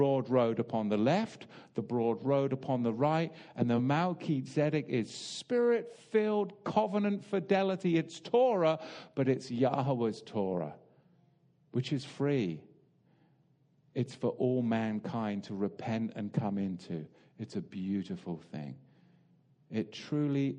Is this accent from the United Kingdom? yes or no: yes; England, United Kingdom; I'm English